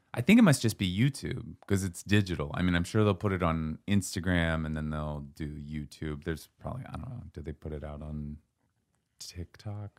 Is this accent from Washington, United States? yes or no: yes; Seattle, Washington, United States; moved away; I'm from Seattle. We had alleys.